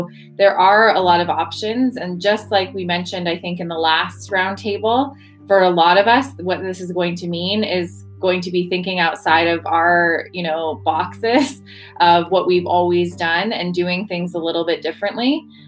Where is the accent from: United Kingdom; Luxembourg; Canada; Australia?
Canada; moved away; I'm Canadian